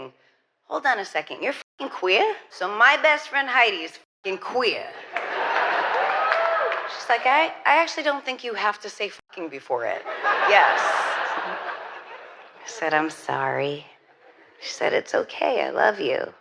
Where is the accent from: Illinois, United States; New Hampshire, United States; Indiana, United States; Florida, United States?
New Hampshire, United States; I went to church growing up all the time because I grew up in New Hampshire